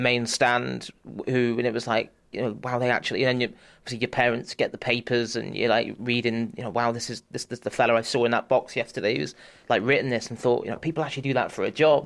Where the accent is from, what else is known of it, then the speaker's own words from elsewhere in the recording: Bath, South West England, United Kingdom; I, I grew up in Bath in the southwest of England